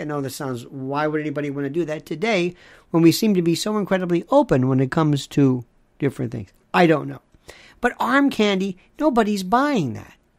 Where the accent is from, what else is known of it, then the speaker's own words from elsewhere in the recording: Tampa, Florida, United States; I loved growing up in Florida. I loved, in Tampa, Cuban food. Knew it all my life.